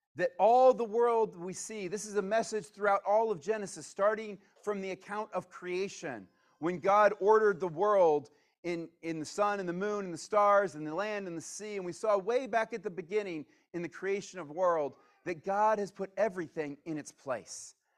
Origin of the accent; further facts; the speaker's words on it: Virginia, United States; moved away as an adult; also born or lived in California / Missouri / Atlanta; I wasn't born in Virginia, but I grew up in Virginia